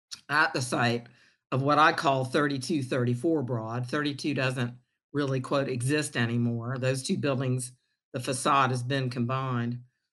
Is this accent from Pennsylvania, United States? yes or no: no; Charleston, South Carolina, United States; born or raised there